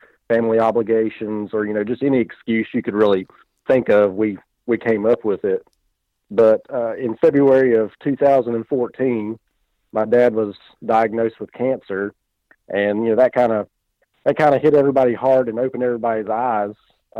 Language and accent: English; North Carolina, United States; Yeah, I was born and raised in North Carolina. Been here my entire life. I'm 33 years old, and didn't really grow up in a hunting family.